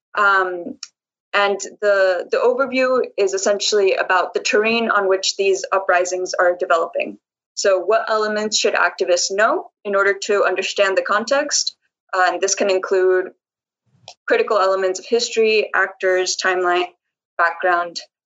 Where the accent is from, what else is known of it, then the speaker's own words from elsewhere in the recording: Colombia; I'm an activist from Colombia